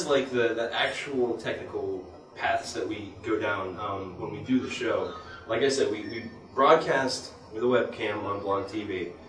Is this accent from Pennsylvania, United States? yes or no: yes; Pittsburgh, Pennsylvania, United States; We are from Pittsburgh.